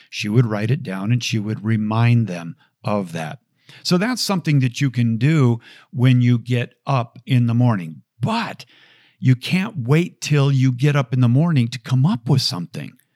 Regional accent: Bloomington, Minnesota, United States; growing up in Bloomington, Minnesota

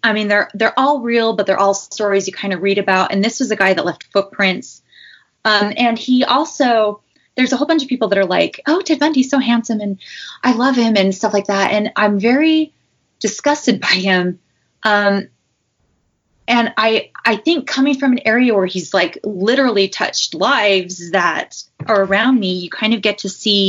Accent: Utah, United States; I grew up in Utah

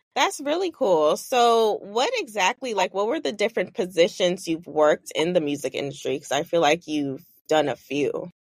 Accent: New York City, New York, United States; now in Los Angeles, United States; from Brooklyn, but I live

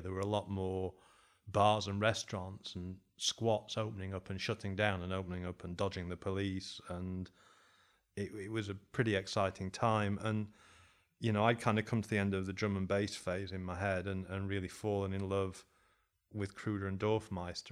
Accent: Sheffield, Yorkshire and the Humber, United Kingdom; moved away as an adult; also born or lived in Berlin; now in Uruguay; I was from Sheffield

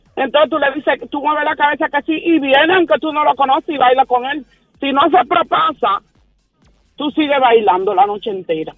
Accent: Santo Domingo, Dominican Republic; moved away; En mi país, en Santo Domingo

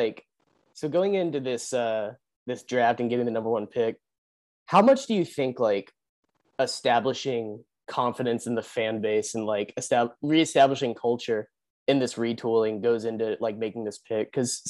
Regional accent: Little Rock, Arkansas, United States; I am from Little Rock, Arkansas. Which is like the Detroit of the South.

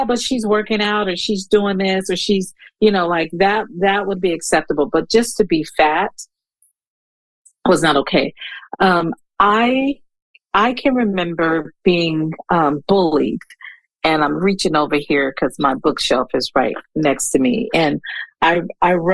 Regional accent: East Coast, United States; moved away; originally I'm from the East Coast

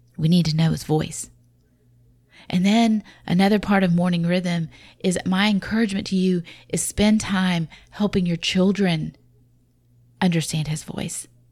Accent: the South, Southern United States, United States; accent: southern; my southern accent

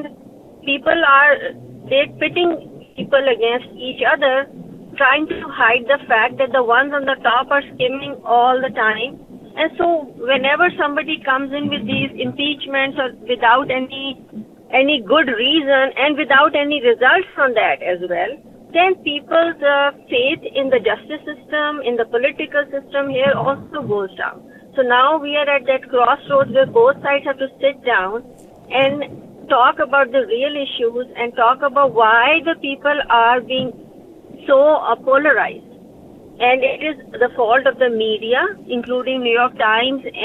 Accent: Pakistan; now in Westchester, United States; I'm originally from Pakistan

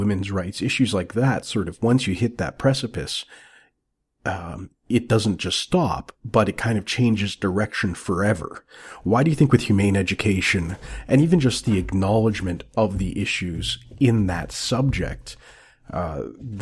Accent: Canada

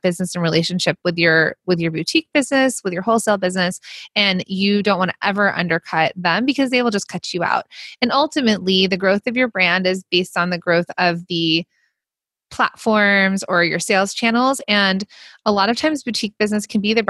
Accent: United States; accent: Valley Girl / Jersey Girl; the Valley Girl / Jersey Girl in me, my accent

